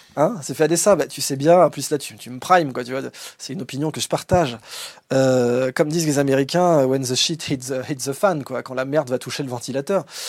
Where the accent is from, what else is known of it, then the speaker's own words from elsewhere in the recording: France; en tant que Français